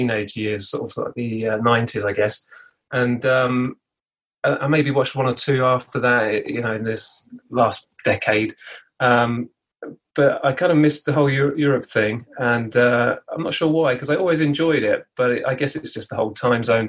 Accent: Buckingham, South East England, United Kingdom; I'm from the UK. I'm just outside a little town called Buckingham, not related to Buckingham Palace, but it's sort of middle of England. And yeah, I've grown up over in this sort of part of the world my whole life, really.

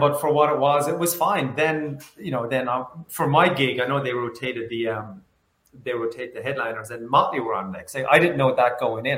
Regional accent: Ireland; I grew up in Ireland, as you can probably tell

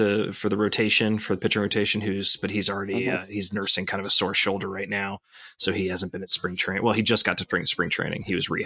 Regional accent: Atlanta, Georgia, United States; now in Chicago, United States; my hometown Atlanta Braves

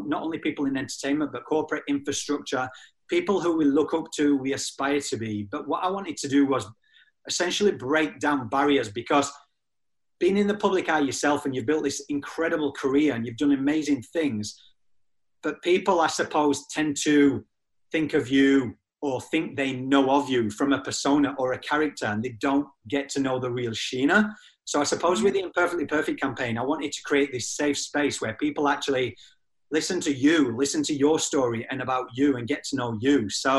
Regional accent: England, United Kingdom; moved away; also born or lived in Australia

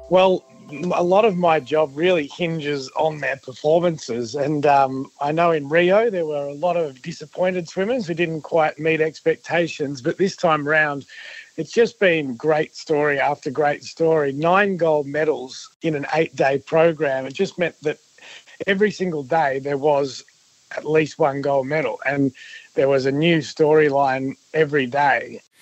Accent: Victoria, Australia; I'm from Victoria

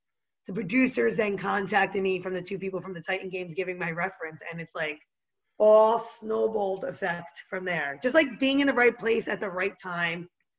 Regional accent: Cedar Grove, New Jersey, United States; now in Jersey City, United States; So I grew up in Cedar Grove, New Jersey, but I reside in Jersey City, New Jersey right now. So it's like Jersey strong all the way through. Born, raised, everything about me is very Jersey.

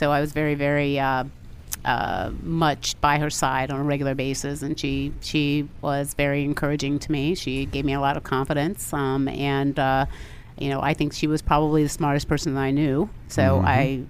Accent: Manassas, Virginia, United States; Manassas, Virginia.

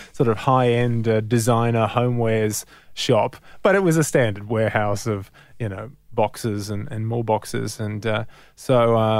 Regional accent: Sydney, New South Wales, Australia; in Crow's Nest, so the northern suburbs of Sydney.

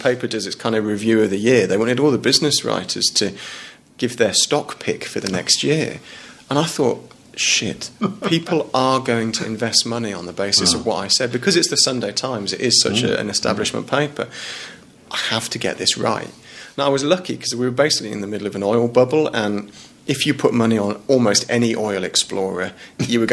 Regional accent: Shropshire, West Midlands, United Kingdom; moved away as an adult; also born or lived in Sydney, Australia / Leeds; now in Australia; I grew up in Shropshire, near the Welsh borders

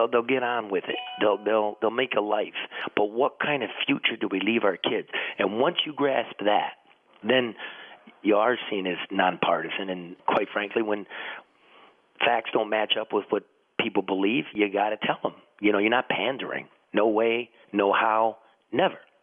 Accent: Detroit, Michigan, United States; I come from Detroit and I've been across this great country of ours for decades now

